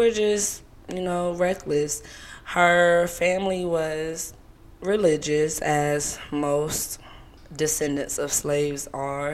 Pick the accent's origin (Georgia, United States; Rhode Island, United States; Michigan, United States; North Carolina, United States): Georgia, United States; Savannah; also born or lived in Seattle, Washington / Atlanta, Georgia / Louisiana (ancestry); I moved to Savannah before the age of 4 and then moved to the South Side of Atlanta around the age of 13. So, I'm full-bred Georgia girl